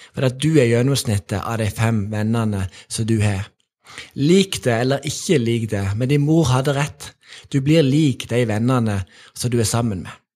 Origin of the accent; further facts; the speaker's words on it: Sokndal, Rogaland, Norway; jeg vokste opp i Sokndal